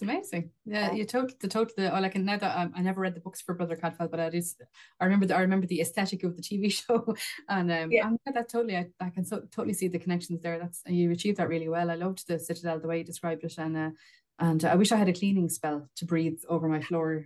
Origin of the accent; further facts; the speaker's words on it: Wexford, Leinster, Ireland; an ordinary terraced house in an ordinary town in Wexford